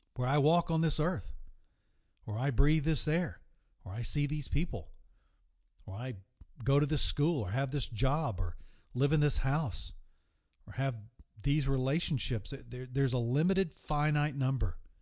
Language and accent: English; East Coast, United States; moved away; my hometown, the East Coast